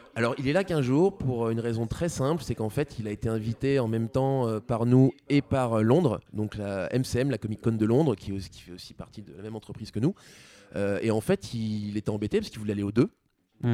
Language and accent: French; France; nous en tant que Français